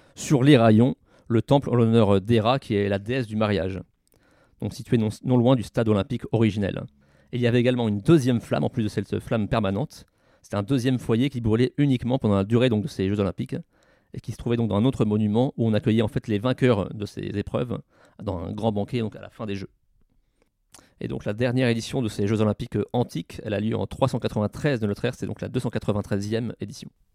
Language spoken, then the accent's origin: French; France; chez nous, à Tignes-Albertville, qui sont les derniers JO organisés en France